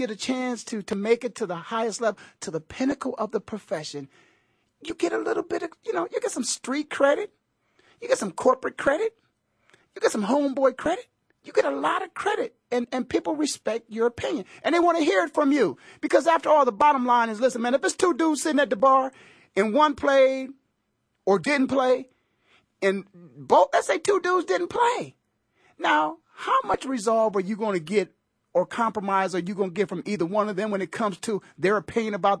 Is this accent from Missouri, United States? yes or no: no; Canton, Ohio, United States; my hometown, the Hall of Fame city, in the Pro Football Hall of Fame